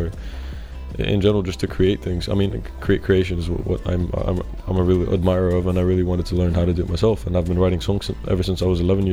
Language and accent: English; Greece; I was born and raised in Greece